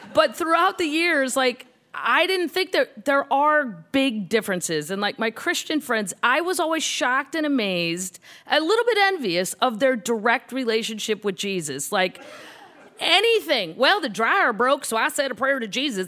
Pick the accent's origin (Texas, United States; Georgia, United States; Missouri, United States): Missouri, United States; St. Louis; Growing up in St. Louis